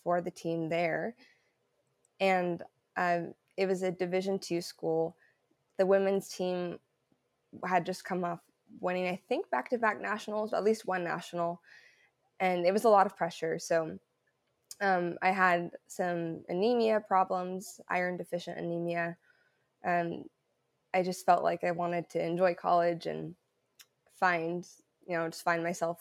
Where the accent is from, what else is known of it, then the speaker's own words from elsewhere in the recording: Southern Oregon, United States; also born or lived in Illinois / Seattle; now in Portland, United States; I'm from Oregon, so I'm originally from Southern Oregon, and right now I'm in Portland, Portland area